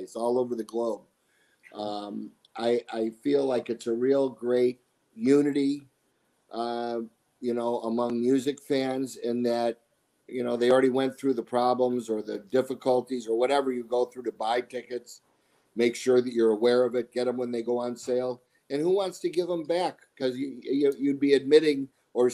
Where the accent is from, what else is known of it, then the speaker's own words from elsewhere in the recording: Chicago, Illinois, United States; moved away as an adult; now in Arizona, United States; being from Chicago